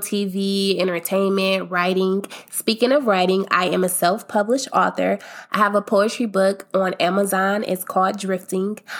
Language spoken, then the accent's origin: English; Akron, Ohio, United States; I'm from Akron, Ohio